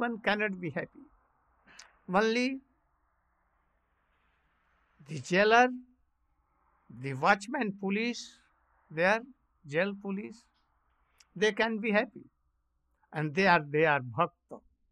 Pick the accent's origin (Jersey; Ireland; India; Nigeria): India; we are coming from India